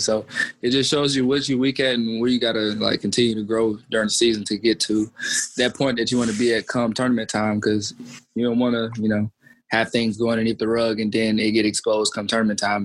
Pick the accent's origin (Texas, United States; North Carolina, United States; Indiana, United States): North Carolina, United States; Roxboro; grew up in Roxborough, North Carolina, like you guys know, like small city